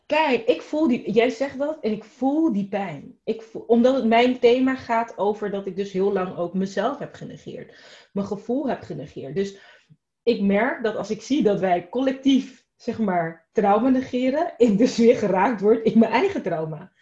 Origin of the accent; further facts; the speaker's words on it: Rotterdam, South Holland, Netherlands; ik ben opgegroeid in Rotterdam